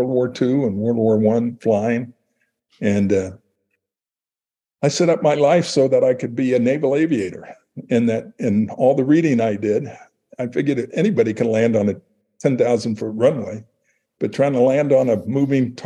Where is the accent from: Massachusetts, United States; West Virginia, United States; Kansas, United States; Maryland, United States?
Kansas, United States; Prairie Village; the neighborhood I grew up in Prairie Village, Kansas, in the 50s